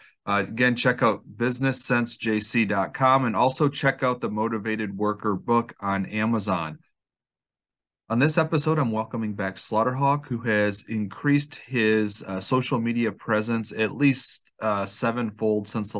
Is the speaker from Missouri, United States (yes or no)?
no; Cadillac, Michigan, United States; Cadillac, Michigan, which is my hometown.